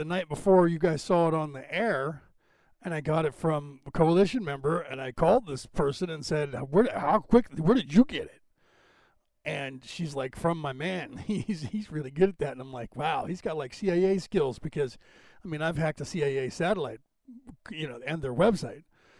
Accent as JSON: {"language": "English", "town": "Boston", "region": "Massachusetts", "country": "United States", "accent": "Irish", "said": "from Boston, Mass, so I have that Irish draw. And then the California one thrown in, people think I'm from Texas or something."}